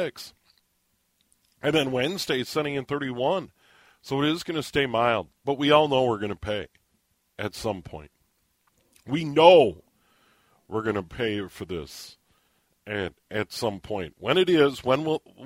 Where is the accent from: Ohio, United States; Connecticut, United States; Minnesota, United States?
Minnesota, United States; St. Paul; When I was a kid, when we moved from St. Paul out to the suburbs to be closer to my dad's job